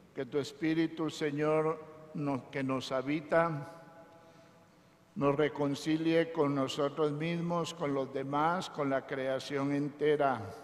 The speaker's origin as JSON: {"language": "Spanish", "town": "Teculután", "region": "Zacapa", "country": "Guatemala", "said": "Dicen que no soy de aquí, soy de Zacapa, de Teculután, de un pueblito."}